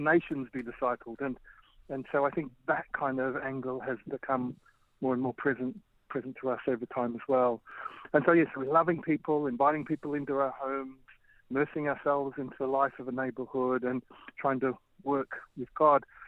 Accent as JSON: {"language": "English", "town": "Melbourne", "region": "Victoria", "country": "Australia", "tie": "born or raised there", "also_born_or_lived": "Bangkok, Thailand", "moved": "as an adult", "lives_now": "Birmingham, United Kingdom", "said": "I grew up in Melbourne"}